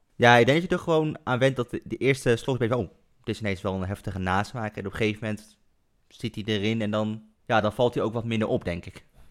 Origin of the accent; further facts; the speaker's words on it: Culemborg, Gelderland, Netherlands; now in Nijmegen, Netherlands; vlakbij waar ik opgegroeid ben in Culemborg.